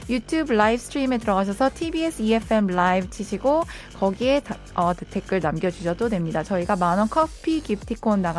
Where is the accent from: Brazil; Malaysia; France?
France; English is a second language; now in South Korea; Uh, I'm from France and I'm pursuing my master's degree in South Korea.